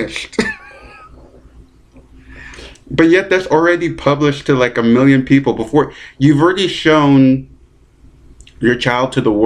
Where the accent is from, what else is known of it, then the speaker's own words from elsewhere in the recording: London, Ontario, Canada; moved away; I'm in London, Ontario, my hometown